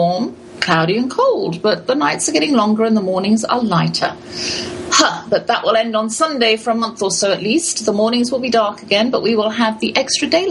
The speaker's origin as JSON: {"language": "English", "region": "London", "country": "United Kingdom", "tie": "born or raised there", "moved": "yes", "said": "We grew up in London together as children."}